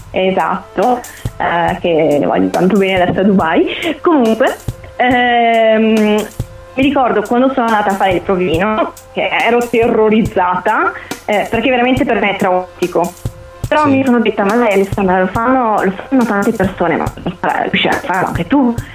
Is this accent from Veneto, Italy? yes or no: yes; Conegliano, Veneto, Italy; sono di Conegliano